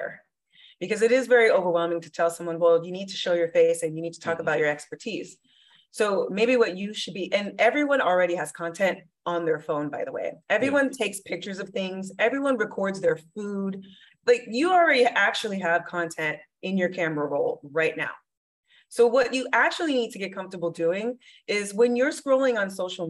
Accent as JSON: {"language": "English", "town": "Miami", "region": "Florida", "country": "United States", "moved": "yes", "lives_now": "Arizona, United States", "said": "I'm from Miami, Florida."}